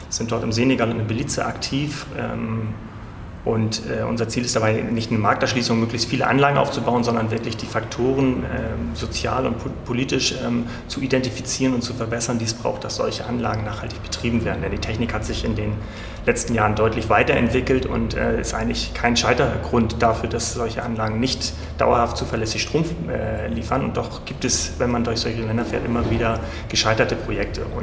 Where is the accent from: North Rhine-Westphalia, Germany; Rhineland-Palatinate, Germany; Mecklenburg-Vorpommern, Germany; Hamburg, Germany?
Hamburg, Germany; moved away as an adult; also born or lived in Freiburg / Berlin; ich bin in Hamburg geboren, 1975, also jetzt 45 Jahre alt. Ähm, habe dort mein Abitur gemacht, Kindheit verbracht, wie es halt so ist.